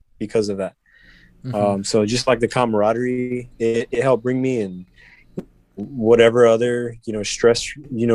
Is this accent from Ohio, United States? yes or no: no; Chicago, Illinois, United States; growing up in Chicago